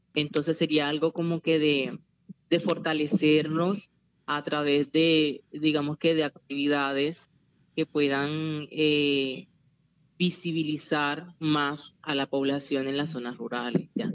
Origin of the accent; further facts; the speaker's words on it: Venezuela; now in Zona Bananera, Colombia; soy migrante venezolano y formo parte del movimiento LGBTI en la zona rural del municipio de Zona Bananera